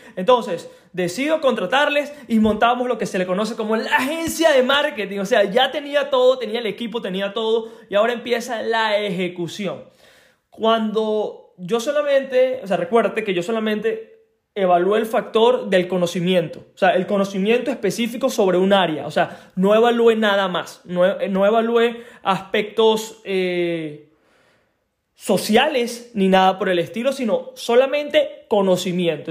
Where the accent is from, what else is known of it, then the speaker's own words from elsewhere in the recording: Venezuela; moved away; soy de Venezuela